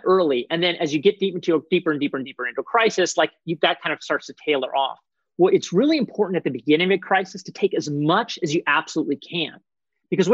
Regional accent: Portland, Oregon, United States; my hometown of Portland

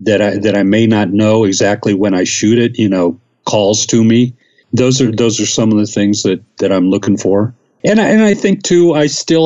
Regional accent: the South, United States; moved away as an adult; also born or lived in the North (US) / Ohio; now in Mexico City, Mexico; I was born in the North and I grew up in the South

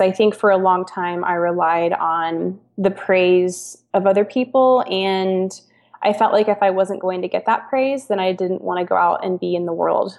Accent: Kansas, United States; moved away as an adult; now in Portland, United States; we're from Kansas

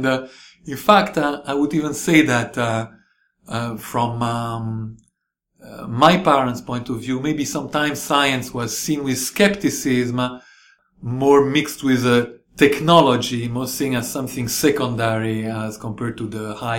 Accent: Rome, Lazio, Italy; now in San Diego, United States; So I grew up in Rome in Italy.

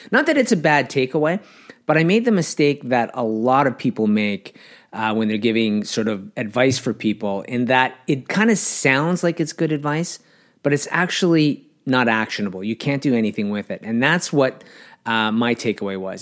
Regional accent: Canada; being Canadian

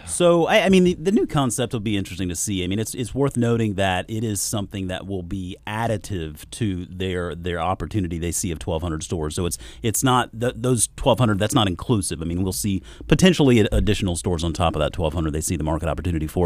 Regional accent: South Carolina, United States; moved away; also born or lived in Georgia; growing up in South Carolina, moving up here from Georgia

